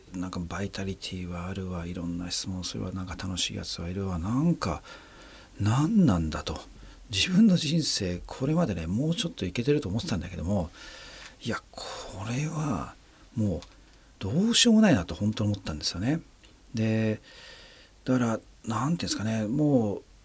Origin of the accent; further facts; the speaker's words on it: Japan; 僕の生まれ育った環境つまり日本っていうね社会